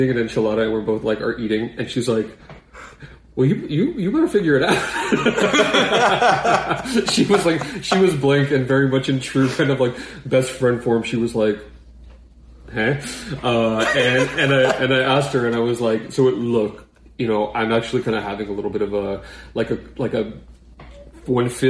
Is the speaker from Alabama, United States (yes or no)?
no; Boston, Massachusetts, United States; moved away; We're from Boston originally